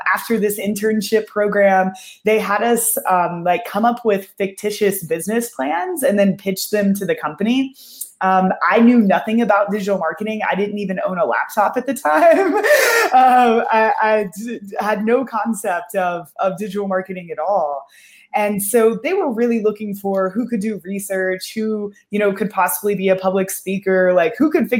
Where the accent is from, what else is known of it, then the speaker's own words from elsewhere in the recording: Kentucky, United States; moved away as an adult; also born or lived in Austin, Texas; I grew up in Kentucky